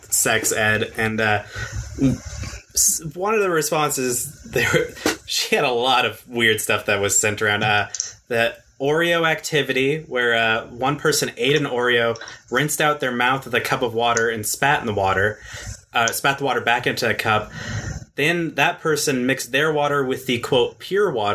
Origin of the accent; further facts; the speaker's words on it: Texas, United States; we're all from Texas